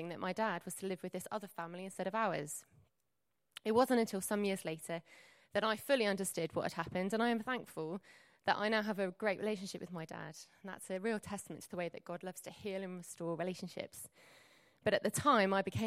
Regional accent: Surrey, South East England, United Kingdom; I grew up in Surrey

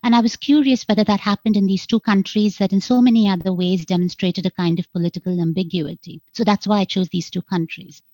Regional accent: India; moved away as an adult; also born or lived in United States; growing up in India

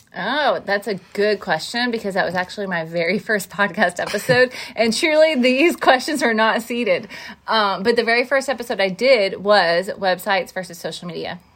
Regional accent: Van Buren, Missouri, United States; we grew up in a small town in southeast Missouri called Van Buren.

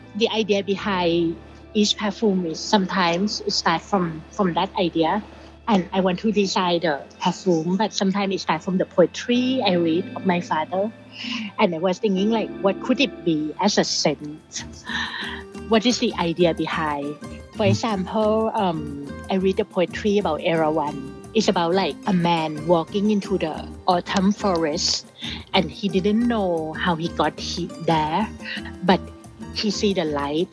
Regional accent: Bangkok, Thailand; I grew up in Bangkok, Thailand in the 80s

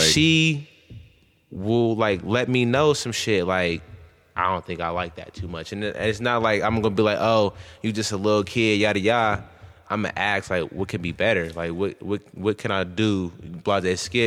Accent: Columbus, Ohio, United States; also born or lived in Akron, Ohio; then I moved to Columbus

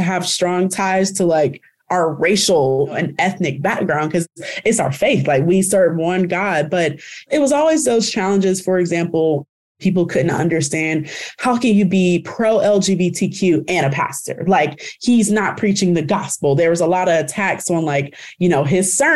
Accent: DeKalb County, Georgia, United States; I'm from DeKalb County in a predominantly Black area

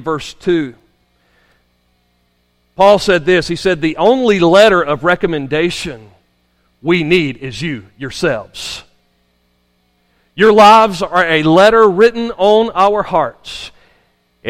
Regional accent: United States; I grew up here in Madison County

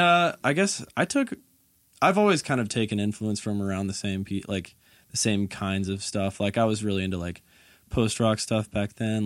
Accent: Conyers, Georgia, United States; moved away as an adult; also born or lived in Murfreesboro, Tennessee; I grew up in a suburb called uh, Conyers. It's probably like 45, maybe 30 minutes away from it

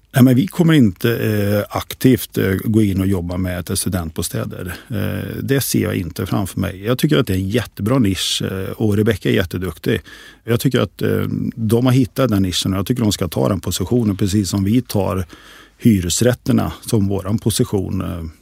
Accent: Västergötland, Västra Götaland, Sweden; accent: västgöta dialect; also born or lived in Skövde; ni hör på min dialekt. Jag är inte stockholmare, jag är en västgöte

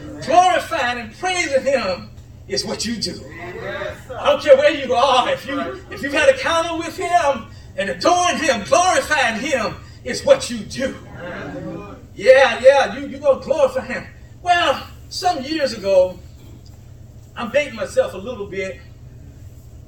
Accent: Columbia, South Carolina, United States; Barhamville Road, Columbia, South Carolina

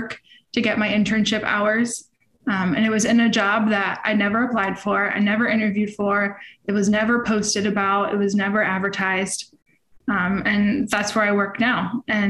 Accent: Lake Worth, Florida, United States; I'm from the other side of the country, in Lake Worth, Florida.

